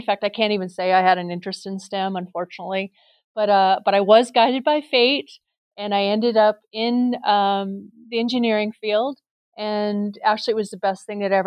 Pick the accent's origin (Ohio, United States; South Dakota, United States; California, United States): South Dakota, United States; Rapid City; now in Nevada, United States; I was born and raised in Rapid City, South Dakota